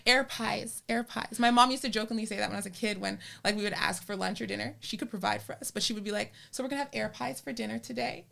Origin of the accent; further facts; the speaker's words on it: Canada; I'm a Canadian and I was born in Canada